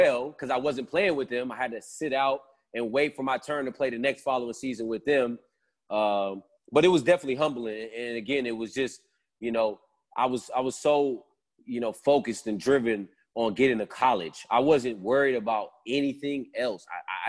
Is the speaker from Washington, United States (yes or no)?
no; Sacramento, California, United States; I'm from Sacramento, so it was only an hour away.